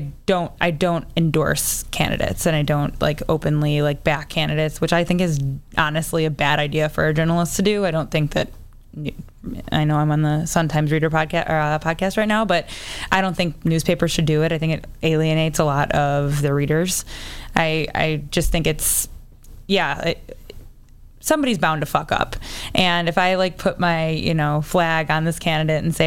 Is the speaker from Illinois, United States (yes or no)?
yes; Chicago, Illinois, United States; I'm from the South Side.